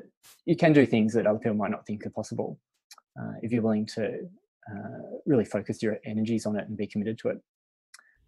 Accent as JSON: {"language": "English", "town": "Melbourne", "region": "Victoria", "country": "Australia", "tie": "born or raised there", "said": "I went to St. Bernard's, which is a school in Essendon"}